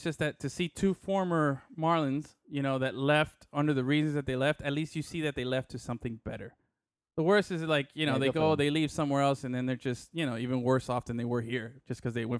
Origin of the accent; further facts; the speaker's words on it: Miami, Florida, United States; obviously growing up in Miami and living next to Jose Canseco Street